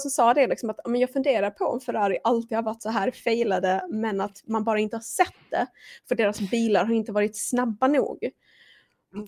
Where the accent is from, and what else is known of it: Sweden